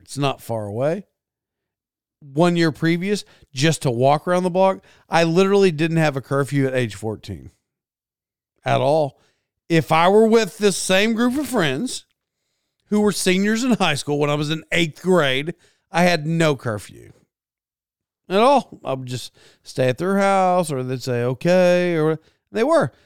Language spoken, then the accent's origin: English; United States; in the United States, I did not grow up like I was Donald Trump at all